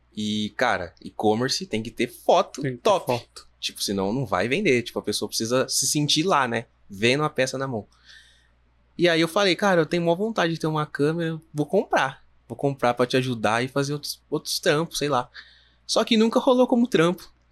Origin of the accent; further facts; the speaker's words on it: Jundiaí, São Paulo, Brazil; a gente é de Jundiaí